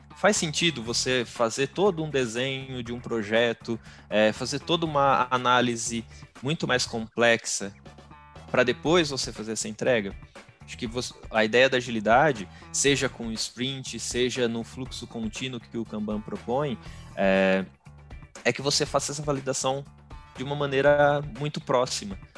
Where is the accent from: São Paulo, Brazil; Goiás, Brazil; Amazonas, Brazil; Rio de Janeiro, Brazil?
São Paulo, Brazil; Bauru; sou aqui de Bauru, interior de São Paulo